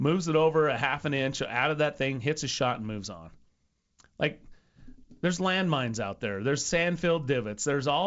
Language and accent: English; Idaho, United States; I'm from Idaho